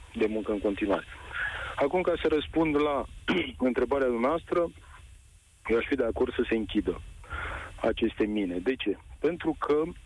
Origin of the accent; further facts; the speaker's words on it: Craiova, Dolj, Romania; eu sunt din Craiova